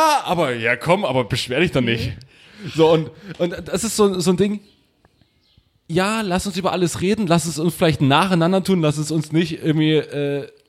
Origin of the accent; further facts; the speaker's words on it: Saxony, Germany; komme aus Sachsen, natürlich bin ich mit Onkels aufgewachsen und so.